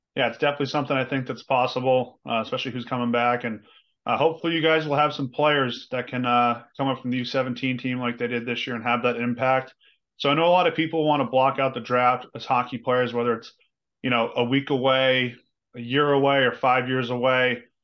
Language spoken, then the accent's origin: English; Boston, Massachusetts, United States; I'm from the Boston area